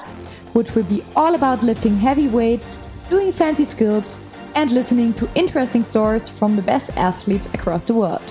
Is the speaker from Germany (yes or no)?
yes; Munich, Bavaria, Germany; accent: German; English is a second language; I'm from Germany. So yeah, if my English sometimes sounds a little bit German, that's the reason why. I come from Munich.